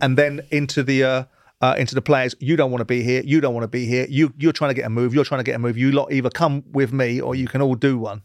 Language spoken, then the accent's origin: English; England, United Kingdom; I'm an Englishman. I'm a proud Englishman